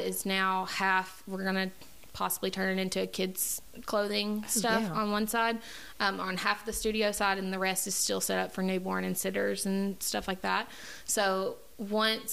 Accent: United States; also born or lived in Santa Fe / Spring Hill; I graduated, went to school, Calioka, like third grade to graduation

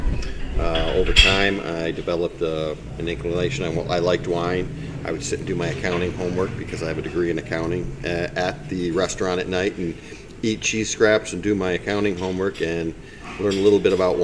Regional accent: Michigan, United States; now in Marion County, Florida, United States; I grew up in Michigan

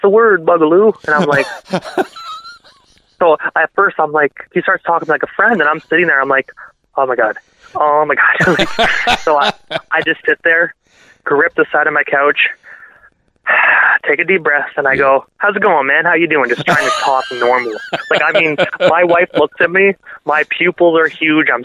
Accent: Brockville, Ontario, Canada; moved away as an adult; now in Prescott, Canada; it's my hometown, right? So it's where I was born

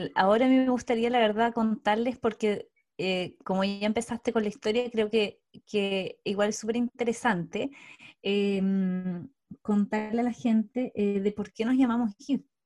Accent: Osorno, Los Lagos, Chile; now in Santiago, Chile; también soy de provincia, soy de Osorno, del, del sur de Chile, y actualmente vivo en Santiago.

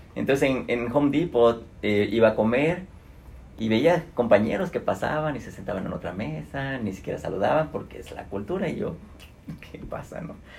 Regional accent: Mexico; moved away as an adult; now in Atlanta, United States; soy un mexicano

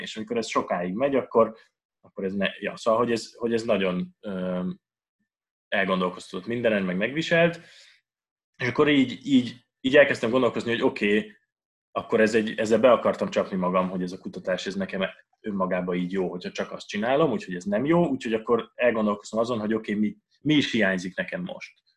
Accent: Budapest, Hungary; also born or lived in Vienna; én Budapesten nőttem föl

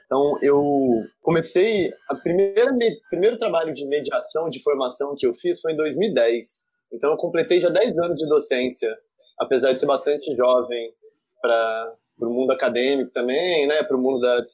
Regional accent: São João da Boa Vista, São Paulo, Brazil; moved away as an adult; now in Rio de Janeiro, Brazil; Eu sou do interior de São Paulo, numa família de classe média baixa, e vivia a minha vida toda com uma mãe sola

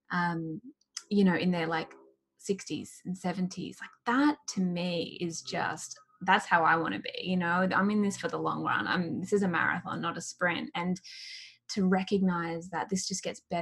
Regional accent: Australia; I'm Australian

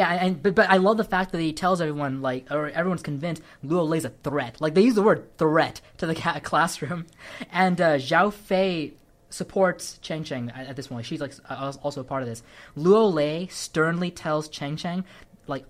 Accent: California, United States; I can speak as a Californian, as in a Sri Lankan

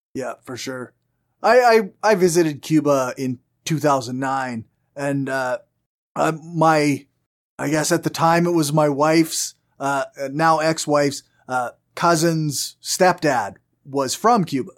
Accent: Canada; accent: strong Canadian; I have a very strong Canadian accent

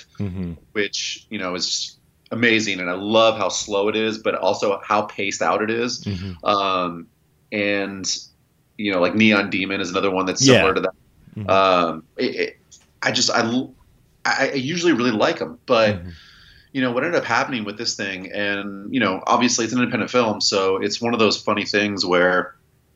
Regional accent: right outside of Philadelphia, Pennsylvania, United States; moved away as an adult; now in California, United States; I grew up right outside of Philadelphia.

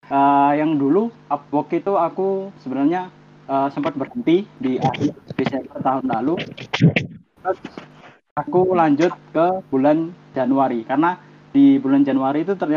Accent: Java, Indonesia; saya orang Jawa kok

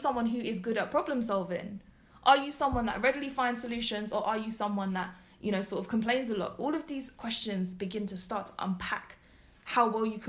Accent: London, United Kingdom; we are from London

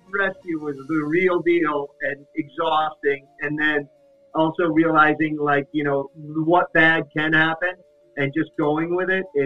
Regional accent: Los Angeles, California, United States; I'm like, yes, I'm the one from LA at this point.

